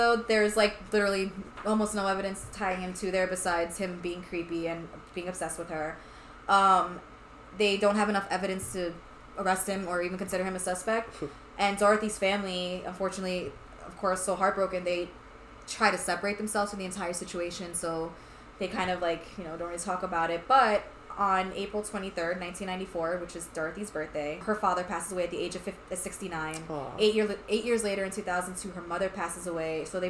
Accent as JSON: {"language": "English", "town": "New York City", "region": "New York", "country": "United States", "said": "we're from Brooklyn, so we're super cool now, so we're Brooklynites."}